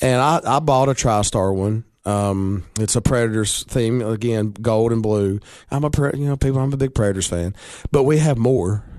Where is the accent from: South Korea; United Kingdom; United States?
United States; Baxter, Tennessee; I'm from Baxter